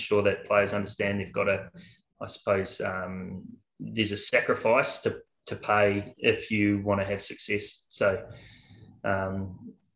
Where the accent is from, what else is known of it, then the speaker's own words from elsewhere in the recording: New Zealand; moved away as an adult; now in Australia; I am a Kiwi